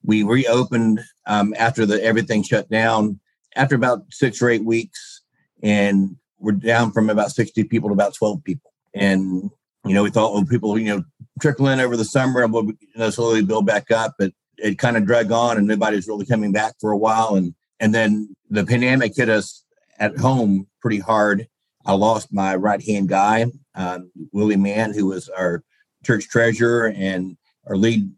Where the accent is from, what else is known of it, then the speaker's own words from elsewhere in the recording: Pensacola, Florida, United States; moved away as an adult; also born or lived in Hawaii / Washington / Cantonment, Florida; now in Reidsville, United States; I'm back to my hometown, Pensacola.